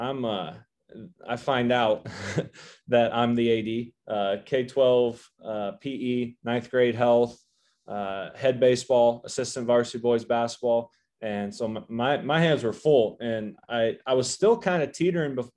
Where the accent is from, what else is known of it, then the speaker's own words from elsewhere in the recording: Northeast Oklahoma, United States; moved away as an adult; also born or lived in Missouri; now in Nebraska, United States; I'm from Northeast Oklahoma